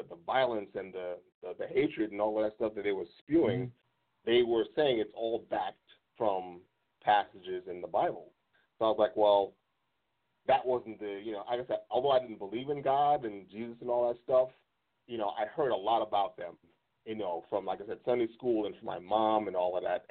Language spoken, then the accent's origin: English; New York City, New York, United States; I'm originally from Brooklyn